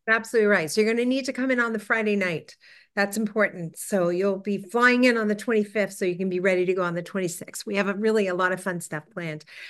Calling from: Toronto, Ontario, Canada

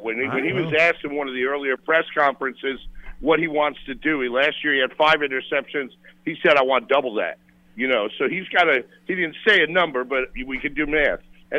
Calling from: Charleston, United States; Hey, it's … from Charleston.

